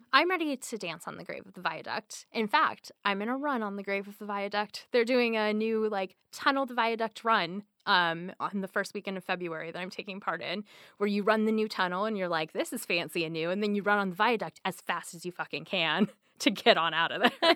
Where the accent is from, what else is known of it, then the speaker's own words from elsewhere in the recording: the Northwest, Pacific Northwest, United States; now in Seattle, United States; I'm, I'm from the Northwest.